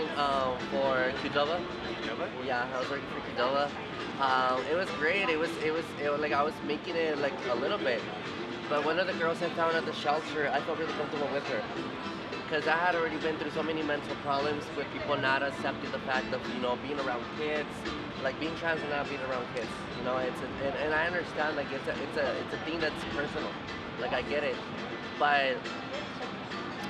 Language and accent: English; El Paso, Texas, United States; also born or lived in Vail, Colorado / Dillon, Colorado; now in Denver, United States; I'm from originally from El Paso, Texas.